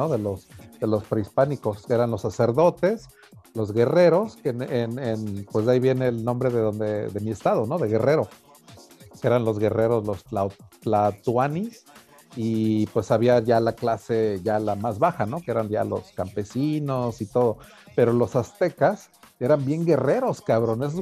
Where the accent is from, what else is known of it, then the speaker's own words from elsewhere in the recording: Spain; Y somos los españoles, pues a huevos, esta la horchata original.